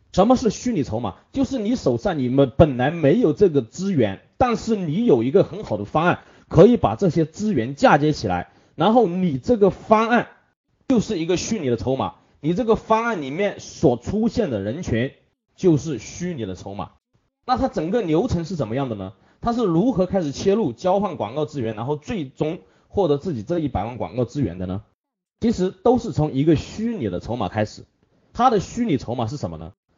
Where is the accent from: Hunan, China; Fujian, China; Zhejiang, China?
Hunan, China; 这是我们湖南人的最爱，其他的抽不习惯